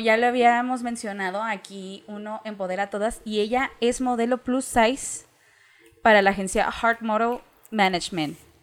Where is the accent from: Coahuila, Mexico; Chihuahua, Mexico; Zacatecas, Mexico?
Chihuahua, Mexico; Ciudad Juárez; yo vengo de Ciudad Juárez.